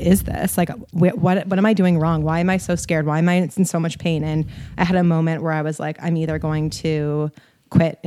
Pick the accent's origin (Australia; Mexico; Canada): Canada; Toronto, Ontario; I'm from Toronto and I run an online health and fitness brand called Kale and Crunches.